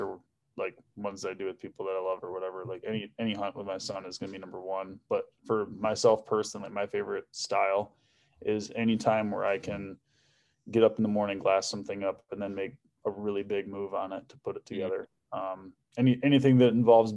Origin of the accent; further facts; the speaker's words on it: West Michigan, United States; I'm from West Michigan